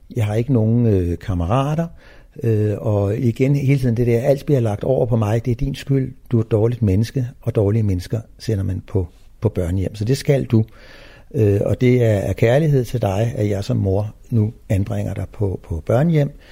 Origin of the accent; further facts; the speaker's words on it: Copenhagen, Capital Region of Denmark, Denmark; Jeg er født i København